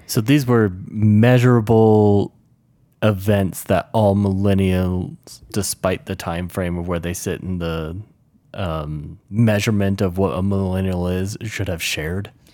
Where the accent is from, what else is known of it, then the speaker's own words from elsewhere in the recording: the South, United States; now in Mountain West, United States; I grew up in the South for the most part, and I've lived around the U S, and now I find myself in, uh, the Mountain West